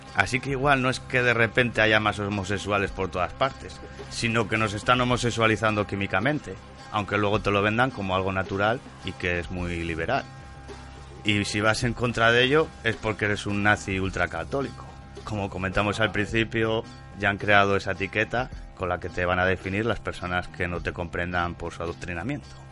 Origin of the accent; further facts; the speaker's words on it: Avilés, Asturias, Spain; yo nací en el hospital de Avilés